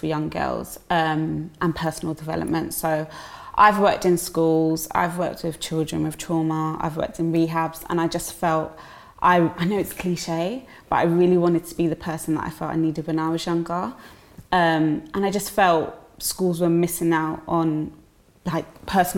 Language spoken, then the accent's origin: English; London, United Kingdom; also born or lived in Dulwich; I'm from South London, born and bred in Peckham.